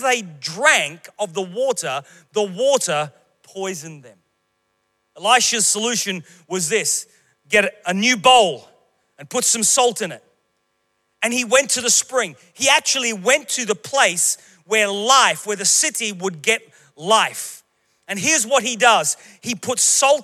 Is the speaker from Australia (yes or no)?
yes; Queensland, Australia; moved away as an adult; Queensland, my home state